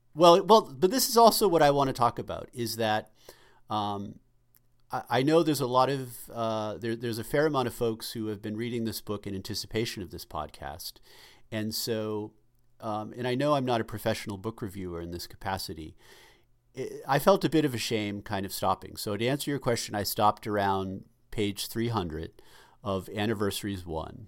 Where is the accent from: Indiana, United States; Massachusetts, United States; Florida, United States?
Massachusetts, United States; Boston; us growing up in suburban Boston